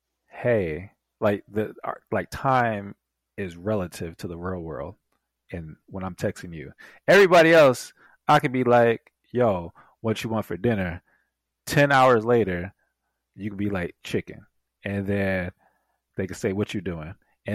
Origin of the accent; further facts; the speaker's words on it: South Carolina, United States; also born or lived in New York; No, I grew up